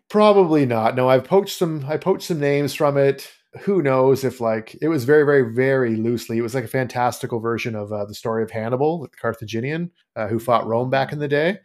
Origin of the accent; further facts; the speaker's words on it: Canada; grew up, born and raised in Canada